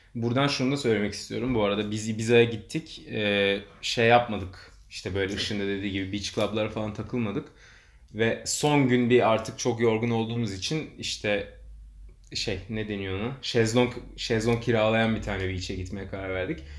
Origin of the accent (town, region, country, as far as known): Turkey